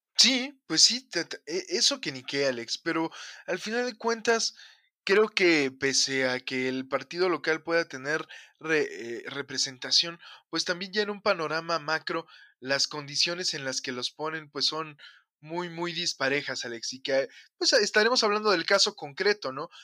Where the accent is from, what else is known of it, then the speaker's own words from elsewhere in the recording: Mexico; vivimos hoy como humanidad y como mexicanos